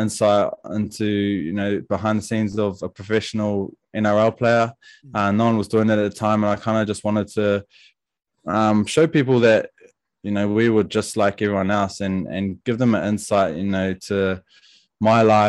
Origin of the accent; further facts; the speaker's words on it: Wellington, New Zealand; I was obviously from Wellington